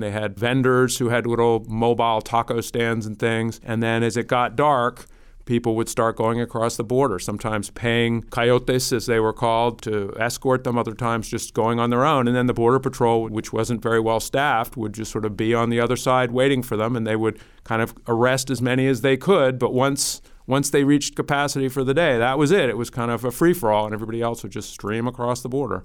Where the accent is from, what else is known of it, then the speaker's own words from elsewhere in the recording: Washington, District of Columbia, United States; I am one of those semi-rare creatures, a, a native born Washingtonian. I was born in Washington, D C at George Washington University Hospital in Foggy Bottom